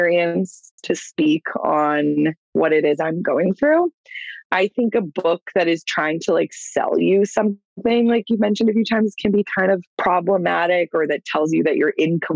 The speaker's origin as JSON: {"language": "English", "town": "Clearwater", "region": "Florida", "country": "United States", "tie": "born or raised there", "said": "I'm from Clearwater, born and raised"}